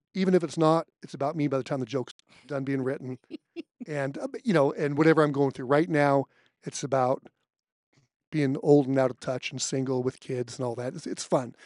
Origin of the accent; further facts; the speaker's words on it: California, United States; I'm from California